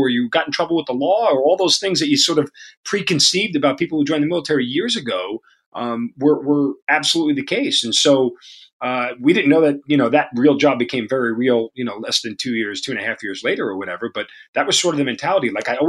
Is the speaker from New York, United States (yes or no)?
yes; Long Island, New York, United States; accent: New York; moved away as an adult; born and bred in Long Island, lived there my entire life till I went away to college and then never went back.